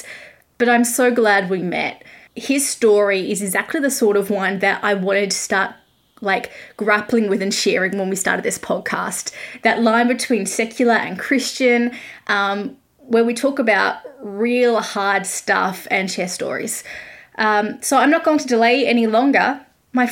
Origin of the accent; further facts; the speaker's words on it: Australia; I am an Aussie music journalist, currently grounded in my home country due to COVID